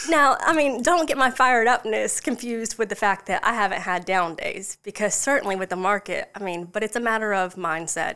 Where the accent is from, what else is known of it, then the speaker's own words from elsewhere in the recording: Charleston, South Carolina, United States; moved away as an adult; also born or lived in Florida; now in Lexington, United States; I was born and raised in Charleston, just outside the Somerville Goose Creek area